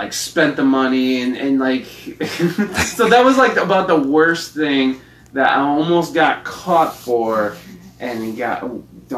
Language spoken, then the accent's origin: English; Adrian, Michigan, United States; moved away; I was in Adrian, Michigan, where I'm kind of from, Adrian, Michigan